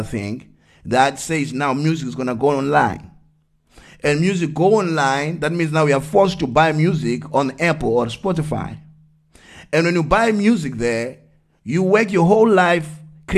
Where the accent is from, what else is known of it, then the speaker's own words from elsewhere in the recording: Eastern Cape, South Africa; I grew up in Eastern Cape